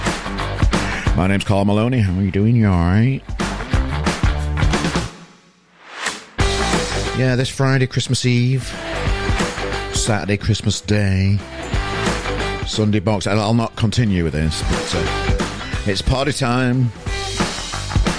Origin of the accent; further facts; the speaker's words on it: Yorkshire and the Humber, United Kingdom; Us Yorkshire people like to pronounce the G's